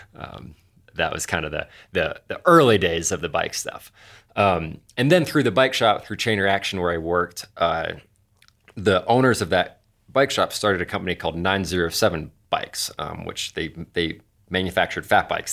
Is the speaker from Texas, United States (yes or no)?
no; Anchorage, Alaska, United States; moved away as an adult; also born or lived in Colorado; I grew up in Anchorage, Alaska